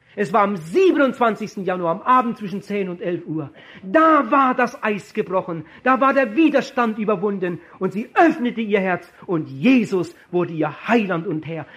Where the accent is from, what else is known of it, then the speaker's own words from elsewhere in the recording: Germany; würde schon gar nicht in meinem Heimatdorf evangelisieren